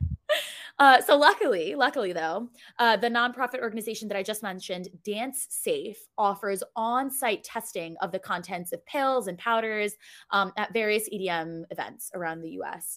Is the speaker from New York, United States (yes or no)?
yes; New York City, New York, United States; I'm from New York City